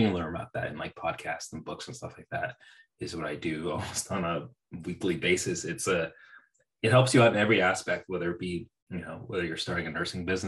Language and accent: English; Bay Area of California, United States; also born or lived in Central Valley, California; I grew up in the Bay Area of California, and then I moved to the Central Valley for college